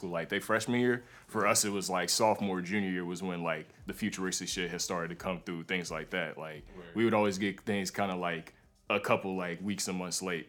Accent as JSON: {"language": "English", "town": "Charlotte", "region": "North Carolina", "country": "United States", "tie": "born or raised there", "also_born_or_lived": "New York", "said": "So I was born in New York, but I moved around a lot as a kid, and last stop was Charlotte, North Carolina, and that's where I was from. That's where I claim."}